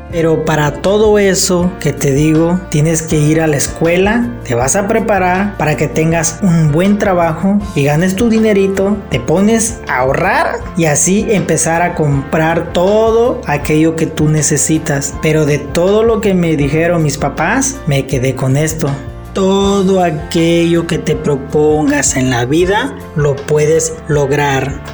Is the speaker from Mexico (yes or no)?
yes; El Ticuí, Guerrero, Mexico; soy originario del estado de Guerrero. Nací en un pueblito llamado El Ticuí